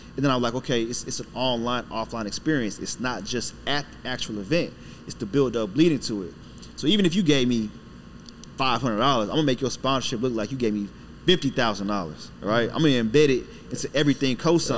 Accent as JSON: {"language": "English", "town": "Killeen", "region": "Texas", "country": "United States", "tie": "born or raised there", "also_born_or_lived": "Brooklyn, New York / Panama (ancestry)", "lives_now": "Dallas, United States", "said": "my family's from Panama, the country. Uh, I was born in Brooklyn, went to Brooklyn. My dad joined the military. That's how I got to Texas"}